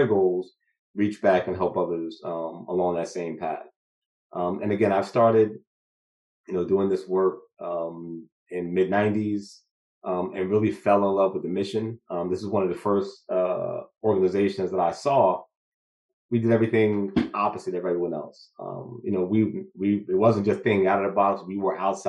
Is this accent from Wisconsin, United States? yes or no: no; Newark, New Jersey, United States; born and raised in Newark, New Jersey